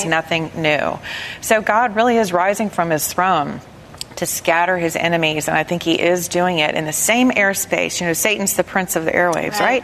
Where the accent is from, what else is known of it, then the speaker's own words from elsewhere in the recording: the South, United States; I'm from the South